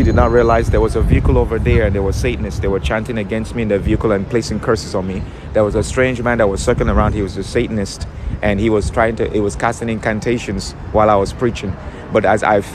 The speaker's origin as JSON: {"language": "English", "region": "New York", "country": "United States", "said": "I'm from New York."}